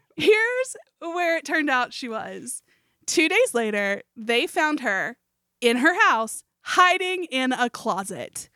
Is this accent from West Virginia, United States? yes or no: yes; Beckley, West Virginia, United States; moved away; this is my hometown